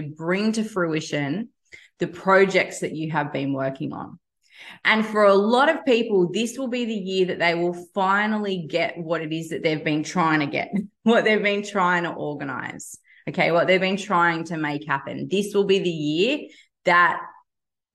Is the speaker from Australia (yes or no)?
yes; Australia; I'm an Australian